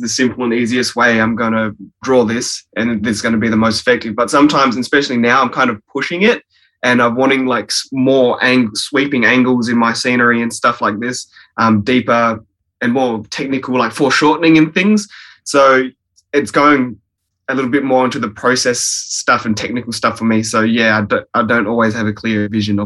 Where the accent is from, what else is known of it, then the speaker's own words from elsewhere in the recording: Fremantle, Western Australia, Australia; born in Woods Hospital, Fremantle, and then, yeah, grew up in the surrounding suburbs, mostly Coobla, Willoughby, White Gum Valley.